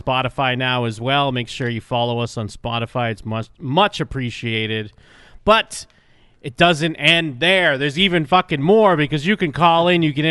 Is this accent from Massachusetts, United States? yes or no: yes; Massachusetts, United States; now in Las Vegas, United States; I grew up in Massachusetts